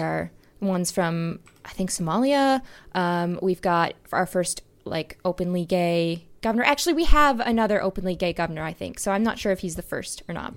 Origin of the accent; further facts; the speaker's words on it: Wisconsin, United States; Wisconsin has a new governor, my home state